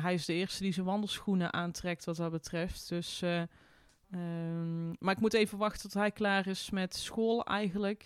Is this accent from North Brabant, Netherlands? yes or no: yes; Tilburg, North Brabant, Netherlands; moved away as an adult; mijn thuisstad Tilburg